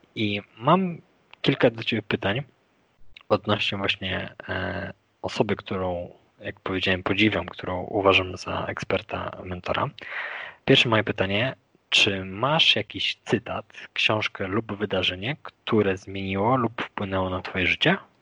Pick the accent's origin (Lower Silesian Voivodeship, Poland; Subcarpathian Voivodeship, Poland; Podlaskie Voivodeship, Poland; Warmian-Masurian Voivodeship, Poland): Lower Silesian Voivodeship, Poland; a town near Wrocław; moved away as an adult; now in Kraków, Poland; ja pochodzę z Dolnego Śląska, z mhm. miejscowości pod Wrocławiem